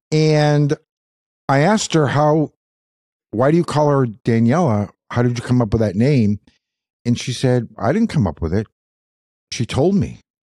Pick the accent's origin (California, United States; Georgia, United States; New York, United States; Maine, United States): Maine, United States; Madawaska; I was born in Madawaska.